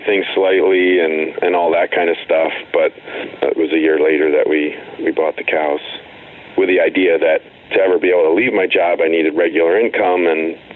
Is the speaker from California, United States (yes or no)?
no; Western New Jersey, United States; I grew up in Western New Jersey on what was like a 100-acre non-working